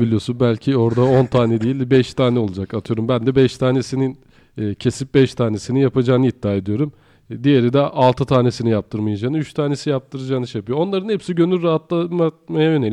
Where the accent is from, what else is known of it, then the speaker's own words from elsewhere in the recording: Afyonkarahisar, Turkey; moved away; Ben Afyonkarahisarlıyım